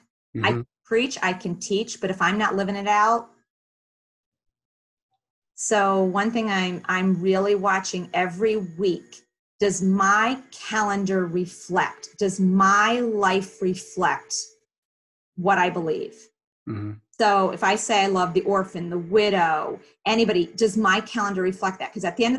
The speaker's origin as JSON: {"language": "English", "town": "Philadelphia", "region": "Pennsylvania", "country": "United States", "said": "I came from Philly, where that cultural melting pot, the East Coast, was right. natural."}